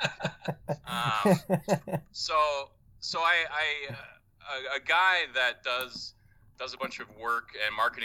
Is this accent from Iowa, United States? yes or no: yes; Dubuque, Iowa, United States; moved away; also born or lived in Chicago; I'm from Eastern Iowa, so Dubuque, Iowa, right on the map where Iowa, Wisconsin, Illinois converge on the Mississippi River. That's kind of my turf, my hometown